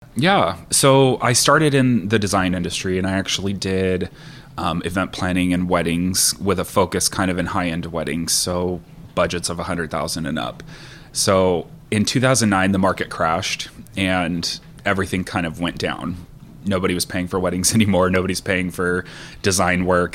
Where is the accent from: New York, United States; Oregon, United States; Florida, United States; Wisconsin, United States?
Oregon, United States; Sherwood; also born or lived in Tualatin, Oregon; We're a gay couple, and I grew up in Sherwood